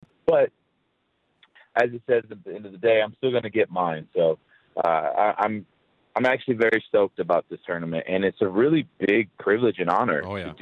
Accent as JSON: {"language": "English", "country": "United States", "said": "especially as an American"}